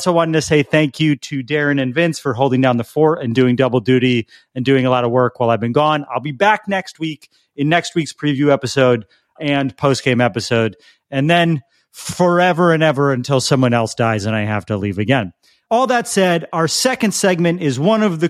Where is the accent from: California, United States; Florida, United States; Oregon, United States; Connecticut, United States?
Connecticut, United States; moved away as an adult; now in Los Angeles, United States; I'm currently at home where I grew up in Connecticut